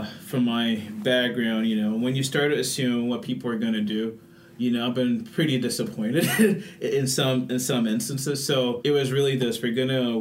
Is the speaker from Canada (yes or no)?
no; Nigeria; now in La Crosse, United States; an American Muslim, you know, from Nigeria